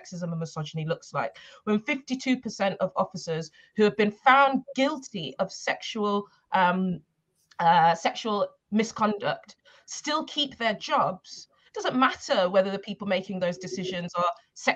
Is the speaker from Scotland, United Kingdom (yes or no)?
no; Birmingham, West Midlands, United Kingdom; also born or lived in Tottenham, London; now in London, United Kingdom; I'm actually from Birmingham and I grew up in Handsworth